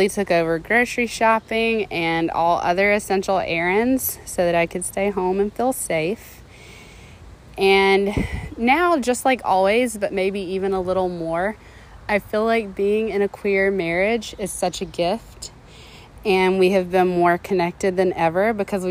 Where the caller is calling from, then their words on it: North Carolina, United States; I'm calling from North Carolina